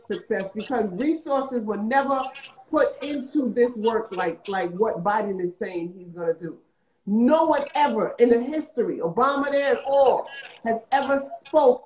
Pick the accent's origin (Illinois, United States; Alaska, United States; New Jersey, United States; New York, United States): New York, United States; New York City; I'm from South Jamaica, Queens